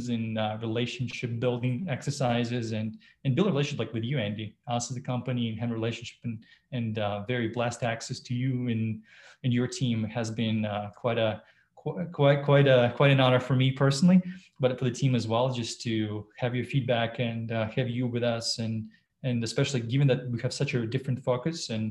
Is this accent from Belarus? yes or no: yes; Belarus; now in United States; I was born in Belarus and live in the US and a US citizen